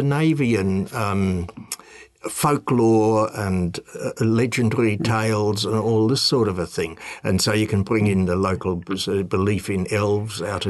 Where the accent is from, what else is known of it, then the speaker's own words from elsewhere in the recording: Germany; now in New Zealand; I was born in Germany